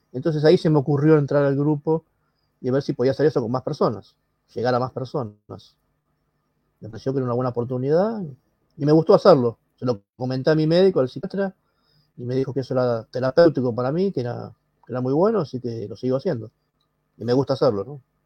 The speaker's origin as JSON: {"language": "Spanish", "region": "Buenos Aires", "country": "Argentina", "said": "soy de Argentina, Buenos Aires"}